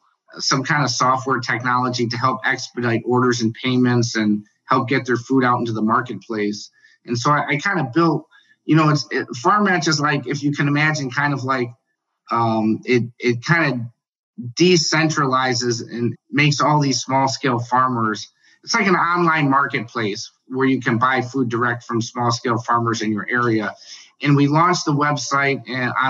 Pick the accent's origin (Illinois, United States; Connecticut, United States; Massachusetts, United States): Illinois, United States; Chicago; I grew up in Chicago